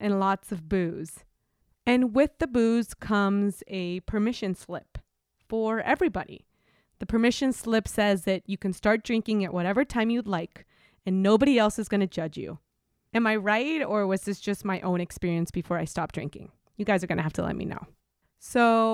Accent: Mexico; moved away as an adult; now in United States; I'm from Mexico

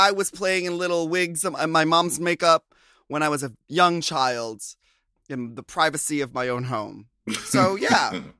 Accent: Philippines; It's a twist on Filipino culture. By the way, I'm Filipino.

